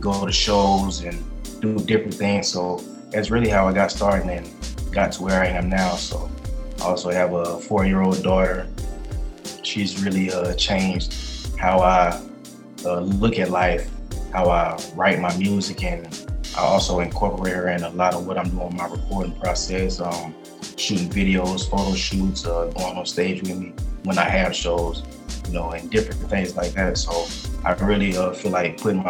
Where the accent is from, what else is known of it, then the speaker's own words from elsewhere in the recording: Columbia, South Carolina, United States; I'm originally from Columbia, South Carolina.